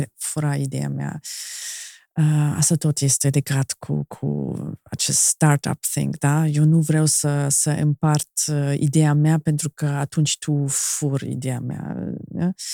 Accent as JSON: {"language": "Romanian", "country": "Germany", "second_language": "Romanian", "moved": "as an adult", "lives_now": "Moldova", "said": "eu am venit din Germania, dintr-o altă cultură"}